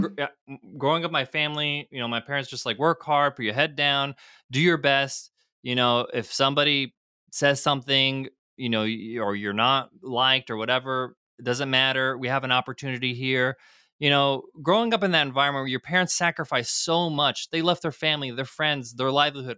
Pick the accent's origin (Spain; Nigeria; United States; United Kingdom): United States; I was fortunate enough to grow up in them, in America where both my parents were immigrants, they're both came from Egypt, I was born in the States